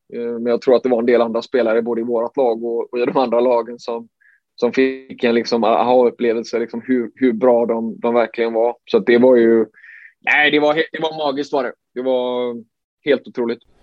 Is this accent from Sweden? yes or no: yes; Sweden; som svensk